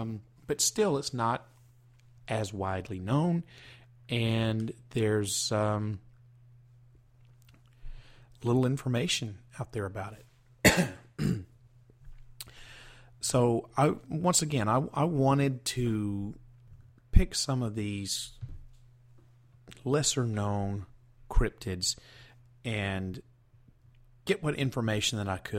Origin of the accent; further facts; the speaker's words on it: Southern United States, United States; Just because I'm from the South and I'm doing a special series here on Southern cryptids doesn't make it any easier for me to find out information.